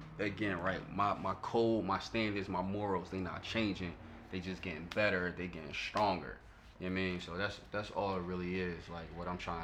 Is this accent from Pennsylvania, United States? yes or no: yes; Philadelphia, Pennsylvania, United States; I come from South Philly